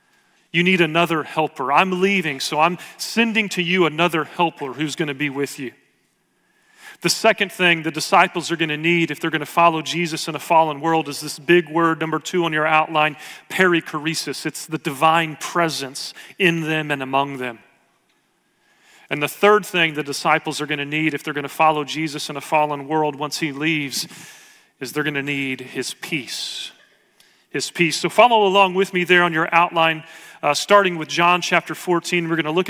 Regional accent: Oklahoma, United States; now in Dallas, United States; I grew up in Oklahoma. I went to school here in Dallas at Dallas Seminary.

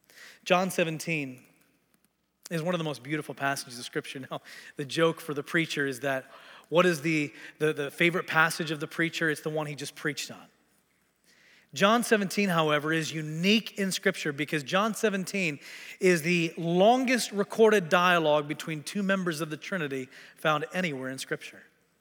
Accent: Tanzania; also born or lived in Texas, United States / Kenya; I was born in Texas, grew up in Tanzania and Kenya, East Africa, came back to the States to attend the U.S. Air Force Academy

